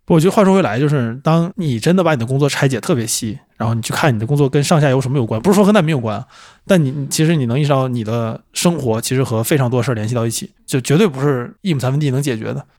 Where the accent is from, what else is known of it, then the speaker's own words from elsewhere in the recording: China; also born or lived in Canada; 我不是加纳人，我是中国人